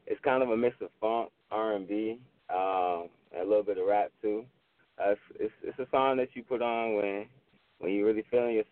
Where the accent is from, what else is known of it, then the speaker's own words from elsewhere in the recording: Richmond, Virginia, United States; I'm an artist from Richmond, Virginia